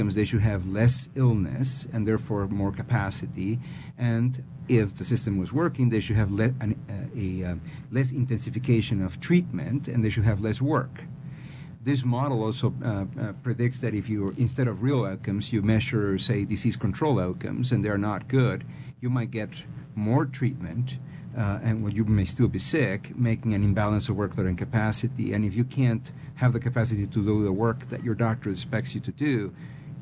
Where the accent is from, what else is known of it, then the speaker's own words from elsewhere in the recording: Peru; accent: Peruvian; English is a second language; my Peruvian accent.